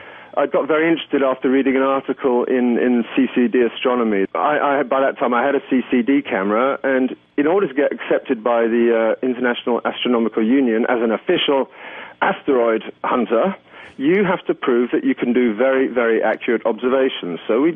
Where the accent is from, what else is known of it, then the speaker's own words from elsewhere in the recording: England, United Kingdom; now in Luxembourg; But I came here from England 25 years ago, and I, when people ask, I always tell them I'm still saving up for the ticket home.